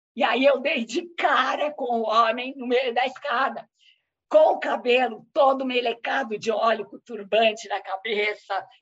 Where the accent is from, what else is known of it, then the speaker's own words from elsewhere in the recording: Brazil; eu sou brasileira